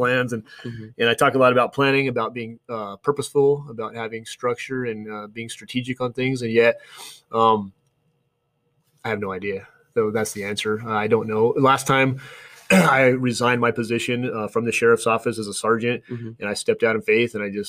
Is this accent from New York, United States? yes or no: no; Flagstaff, Arizona, United States; I didn't grow up here. I grew up in Flagstaff